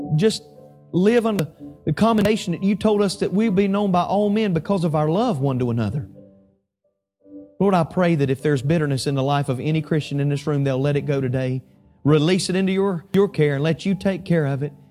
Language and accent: English; Statesville, North Carolina, United States; my hometown of Statesville, North Carolina